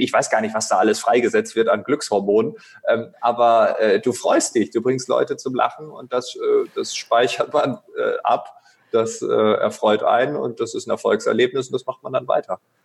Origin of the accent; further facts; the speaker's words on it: East Frisia, Lower Saxony, Germany; moved away; in meiner Heimat Ostfriesland